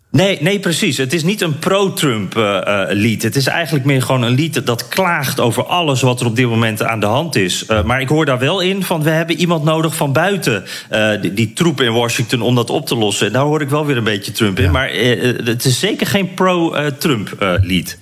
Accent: Netherlands; als Nederlander

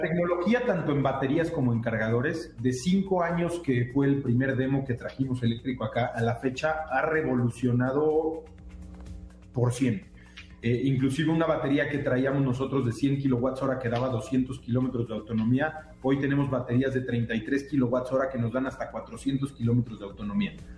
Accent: Mexico; nosotros como mexicanos

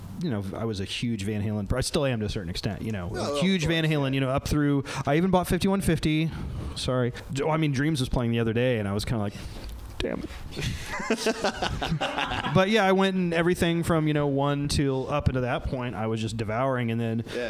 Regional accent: near Champaign-Urbana, Central Illinois, United States; I grew up in Central Illinois, near Champaign-Urbana

